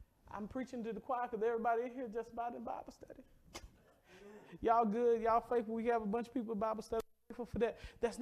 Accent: the South, United States; I'm from the South.

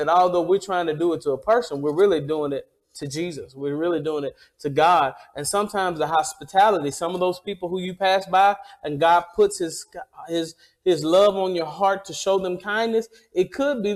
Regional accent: Mississippi, United States; I am from Mississippi, and Mississippi is the hospitality state

